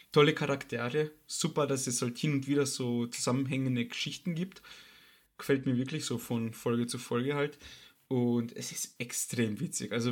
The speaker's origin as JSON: {"language": "German", "country": "Austria", "said": "weil leider Gottes nach dem letzten Lockdown bei uns in Österreich habe ich es geschafft"}